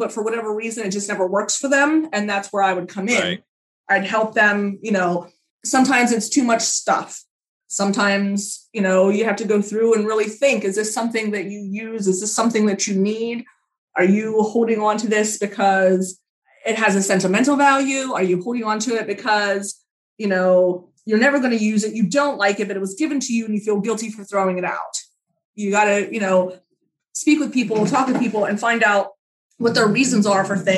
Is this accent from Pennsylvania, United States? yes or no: yes; Pennsylvania, United States; now in New Jersey, United States; I'm from Pennsylvania originally. I live in New Jersey now